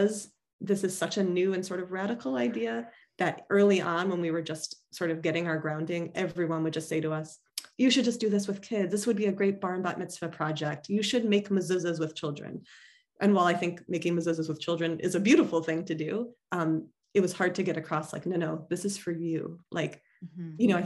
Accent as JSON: {"language": "English", "area": "Chicago suburb", "region": "Illinois", "country": "United States", "tie": "born or raised there", "moved": "yes", "said": "the synagogue I grew up at in the Chicago suburb"}